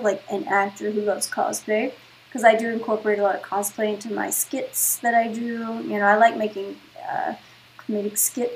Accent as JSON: {"language": "English", "region": "West Virginia", "country": "United States", "moved": "as an adult", "lives_now": "Los Angeles, United States", "said": "Originally West Virginia, and I come to LA for work"}